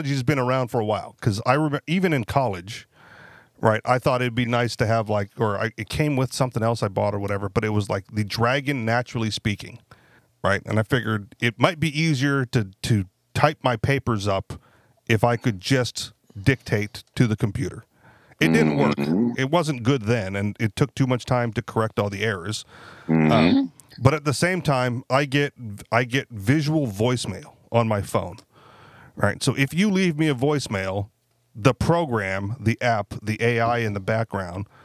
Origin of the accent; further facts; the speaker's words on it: Hawaii, United States; now in Manchester, United States; Uh, born and raised in Hawaii, but I'm now in Manchester, New Hampshire.